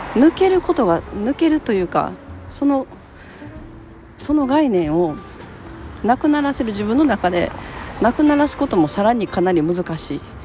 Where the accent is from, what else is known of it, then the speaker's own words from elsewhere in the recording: Japan; 自分は日本で生まれて、まあ、ほとんどの期間を日本で過ごしてるで日本の保育園に通って日本の小学校に通って